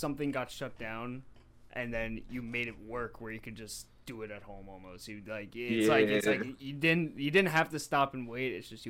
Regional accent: New Jersey, United States; we're from Jersey

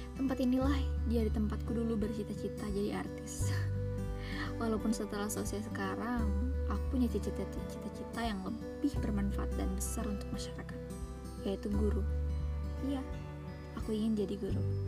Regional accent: Muara Badak, East Kalimantan, Indonesia; Aku dibesarkan di sini.

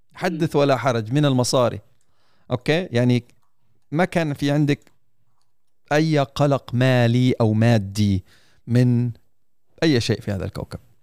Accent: United Arab Emirates; في دوله الامارات

